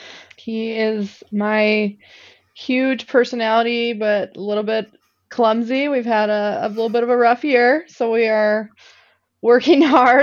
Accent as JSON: {"language": "English", "region": "Minnesota", "country": "United States", "tie": "born or raised there", "also_born_or_lived": "Iowa", "said": "Yes. Yep. I grew up just outside of the Twin Cities, moved to northern Minnesota in high school, and then was down in Iowa for the last 13 years, went down there for college and stuck around for a while."}